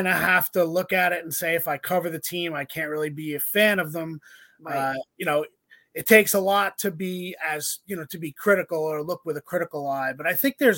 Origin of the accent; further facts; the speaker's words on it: Bergen County, New Jersey, United States; I grew up in Bergen County too